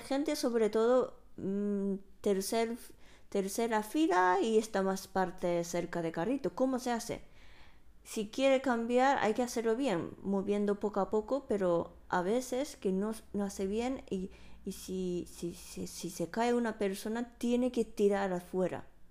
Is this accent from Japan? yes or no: yes; Japan; Spanish is a second language; now in Spain; siendo una japonesa